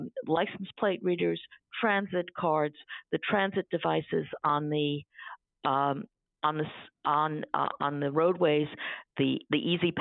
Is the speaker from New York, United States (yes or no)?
yes; New York City, New York, United States; the apartment building I grew up in Manhattan